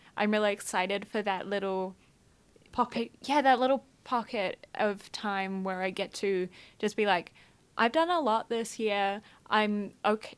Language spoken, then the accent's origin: English; Scotland, United Kingdom; I'm also Scottish and I've just started learning Scottish Gaelic.